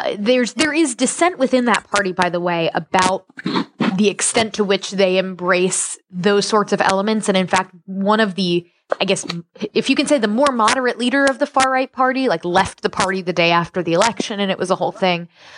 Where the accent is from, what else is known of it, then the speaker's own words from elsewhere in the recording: United States; being an American and Westerner